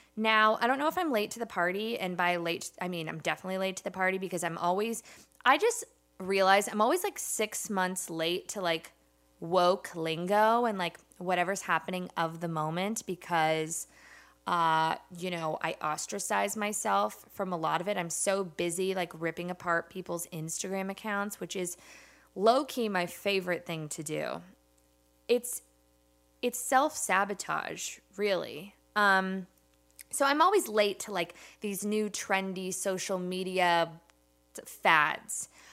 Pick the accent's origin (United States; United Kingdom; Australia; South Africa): United States; Los Angeles, California